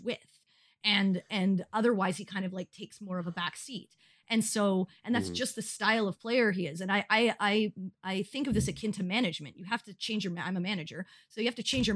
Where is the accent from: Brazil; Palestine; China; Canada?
Canada; I'm Canadian